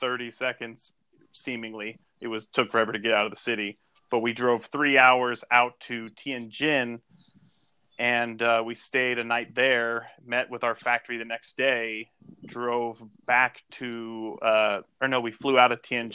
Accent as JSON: {"language": "English", "country": "United States", "said": "I'm American"}